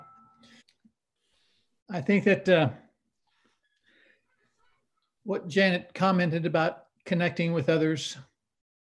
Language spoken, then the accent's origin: English; South Texas, United States; when I was growing up in South Texas, which is kind of, you know, Baptist country at the time